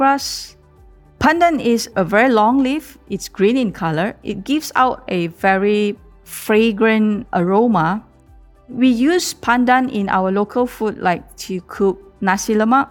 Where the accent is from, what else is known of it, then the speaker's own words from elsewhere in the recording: Kuala Lumpur, Malaysia; I'm from Kuala Lumpur